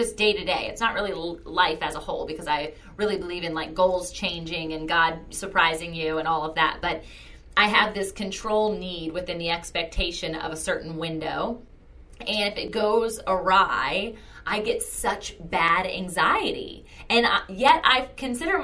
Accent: Virginia Beach, Virginia, United States; I am born and raised in Virginia Beach, Virginia, and I am not going anywhere

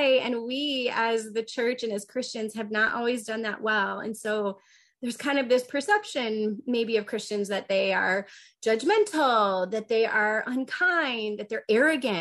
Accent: Northern Indiana, United States; now in Grand Rapids, United States; I grew up in Northern Indiana, so I'm a huge Notre Dame fan

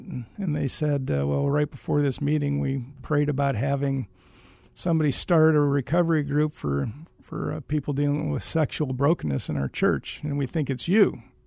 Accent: Waterloo, Iowa, United States; I am from Iowa

